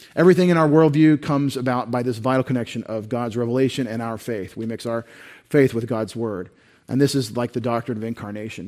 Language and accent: English; Texas, United States; we're from Texas